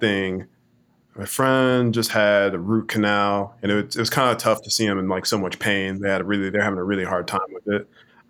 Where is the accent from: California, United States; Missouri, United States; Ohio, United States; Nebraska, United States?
Missouri, United States; Kansas City; going to local writing events and things like that growing up in Kansas City, Missouri, that was my initial start into the arts